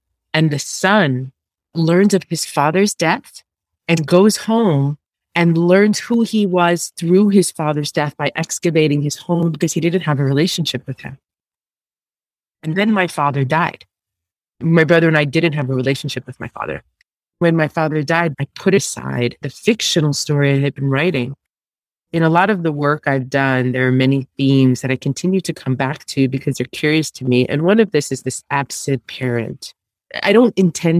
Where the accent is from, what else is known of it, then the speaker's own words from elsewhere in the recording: New York, United States; I was born in New York, in Staten Island.